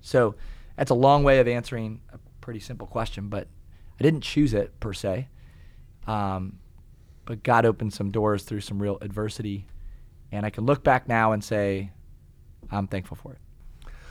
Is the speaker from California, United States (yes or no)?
no; Kalona, Iowa, United States; also born or lived in Tiffin, Iowa; I grew up in Kelowna, Iowa